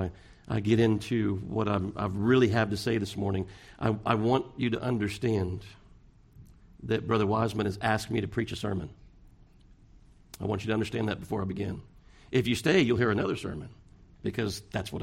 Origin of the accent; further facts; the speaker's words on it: Pasadena, United States; I'm from Pasadena